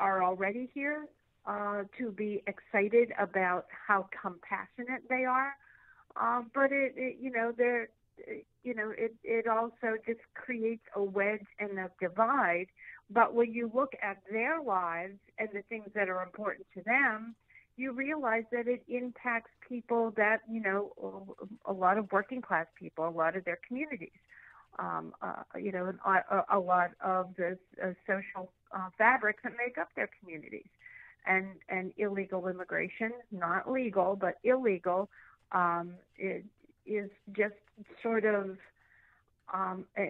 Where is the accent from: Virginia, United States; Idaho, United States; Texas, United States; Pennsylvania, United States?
Pennsylvania, United States; Pittsburgh; I'm from Pittsburgh.